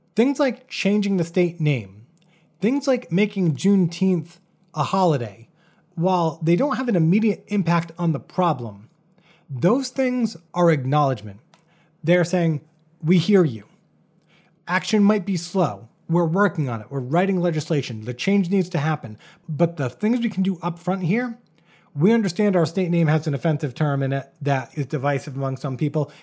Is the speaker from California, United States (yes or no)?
no; Bristol, Rhode Island, United States; My hometown of Bristol, Rhode Island